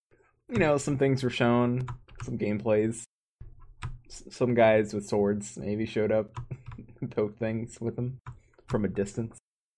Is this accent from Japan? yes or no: yes; Japan; first language Japanese; English is a second language; Japanese is my mother tongue.